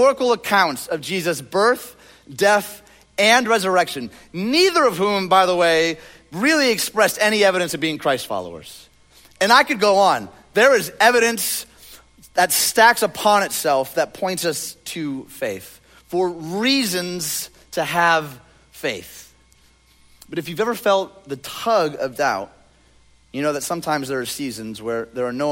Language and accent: English; Detroit, Michigan, United States; I'm from Detroit